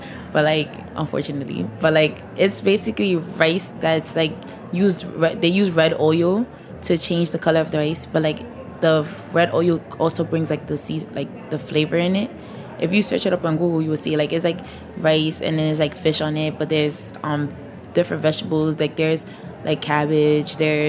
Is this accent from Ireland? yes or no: no; Senegal; also born or lived in Mauritania; So, like, I'm from Senegal and Mauritania. So, like, we mostly eat, like, Senegalese food.